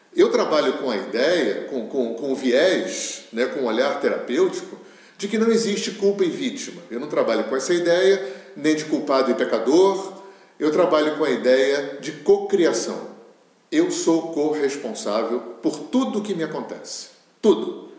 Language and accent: Portuguese; Rio de Janeiro, Brazil; eu sou do Rio de Janeiro